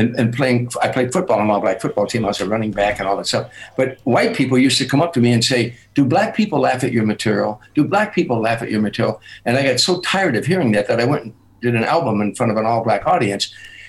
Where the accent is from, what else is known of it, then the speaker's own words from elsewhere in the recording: Harvey, Illinois, United States; moved away; growing up in Harvey